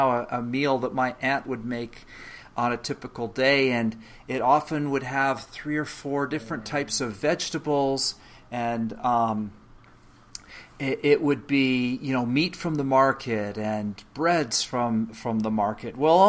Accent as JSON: {"language": "English", "country": "Canada", "tie": "born or raised there", "also_born_or_lived": "England", "lives_now": "United States", "said": "As a matter of fact, I was born in England. My parents emigrated from England to Canada when I was a child, and now I live, of course, in the United States."}